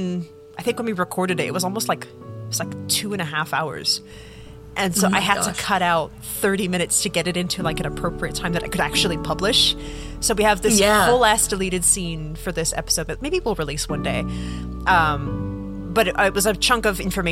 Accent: England, United Kingdom; moved away; I'm originally from England

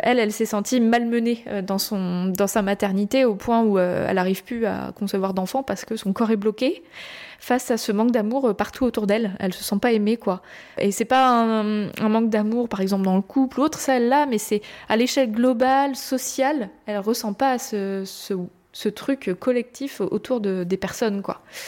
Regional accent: France; je suis française

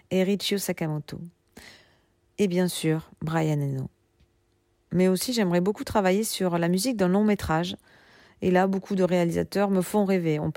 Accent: Toulouse, Occitania, France; now in Paris, France; je suis toulousaine depuis plusieurs générations, mais en ce moment je vis à Paris. Mais je descends très souvent pour voir ma famille, mes amis et faire des concerts.

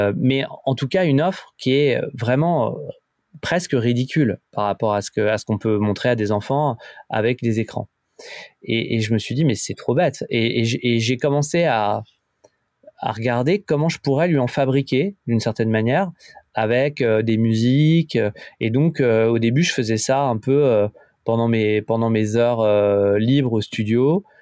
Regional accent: France; en tant que en tant que français

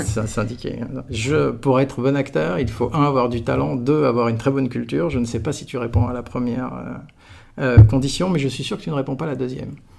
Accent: Aix-en-Provence, Provence-Alpes-Côte d'Azur, France; moved away; j'étais d'Aix-en-Provence. J'ai fait toute ma scolarité de la crèche jusqu'à la fin de la prépa dans un kilomètre et demi de rayon

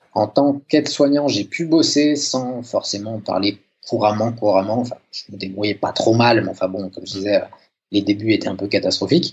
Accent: France; moved away as an adult; now in Sweden; je suis infirmier, je viens de France

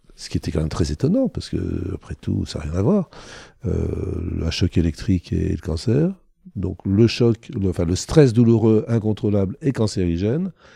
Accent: Thonon-les-Bains, Auvergne-Rhône-Alpes, France; je suis né à Tonon-les-Bains en Haute-Savoie et pas en Haïti

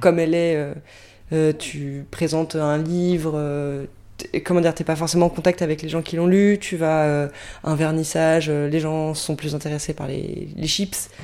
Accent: France; je fais partie pour l'instant des durs Français

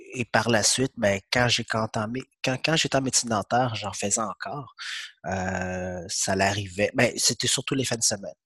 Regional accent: Quebec, Canada; French is a second language; also born or lived in Vietnam; je suis arrivé ici, je parlais pas français du tout, donc j'ai commencé ma première année.

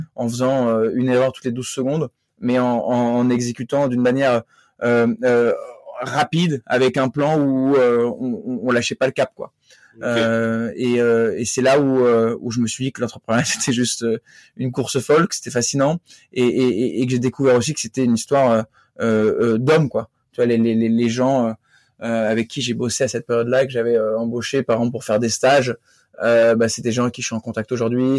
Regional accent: north of France, France; je suis originaire du nord de la France où j'ai grandi.

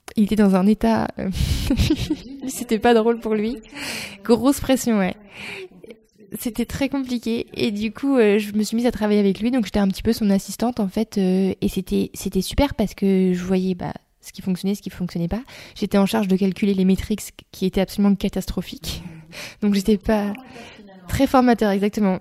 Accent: Reims, Grand Est, France; moved away as an adult; also born or lived in Australia; j'ai grandi dans l'Est de la France, à Reims

